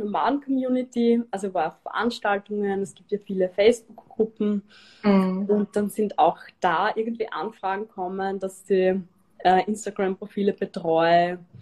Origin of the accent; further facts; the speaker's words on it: Styria, Austria; moved away; also born or lived in Vienna; ich bin gebürtige Steirerin und ich habe lang in Wien gelebt